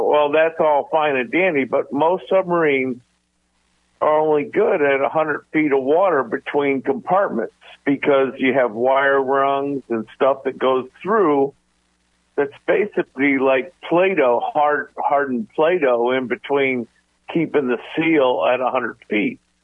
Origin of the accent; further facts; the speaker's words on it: Groton, Connecticut, United States; I grew up in Groton, Connecticut